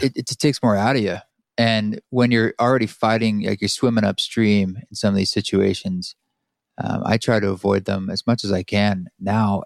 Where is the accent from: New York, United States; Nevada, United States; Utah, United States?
Utah, United States; Boulder; down in Boulder, Utah, in my, my hometown.